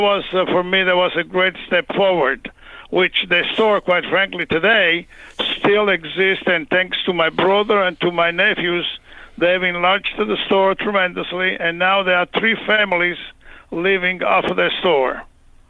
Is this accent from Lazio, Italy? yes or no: no; Castelnuovo, Abruzzo, Italy; moved away as an adult; also born or lived in Canada; now in Rochester, United States; my hometown in Castelnuovo, and as I'm in L'Aquila, like the city